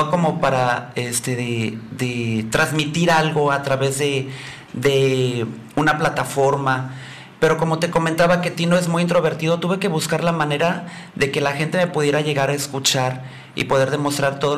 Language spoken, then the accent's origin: Spanish; Puerto Vallarta, Jalisco, Mexico; also born or lived in Huatulco; Mira, yo nací en Puerto Vallarta, soy nacido y vivo en Puerto Vallarta. Por cuestiones laborales voy a estar aquí viviendo seis meses en Huatulco.